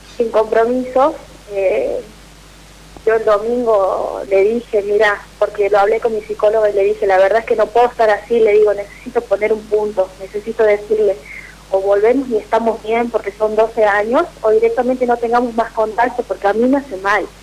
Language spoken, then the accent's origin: Spanish; San Fernando del Valle de Catamarca, Catamarca, Argentina; Soy de Catamarca, capital